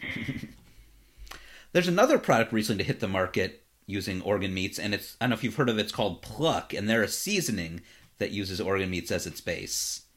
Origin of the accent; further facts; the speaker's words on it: Cleveland, Ohio, United States; now in Los Angeles, United States; Cleveland, my hometown